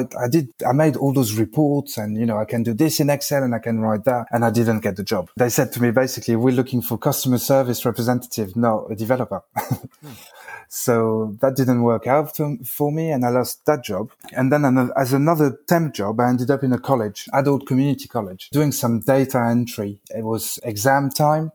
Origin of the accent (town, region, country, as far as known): France; English is a second language; moved away as an adult; also born or lived in United Kingdom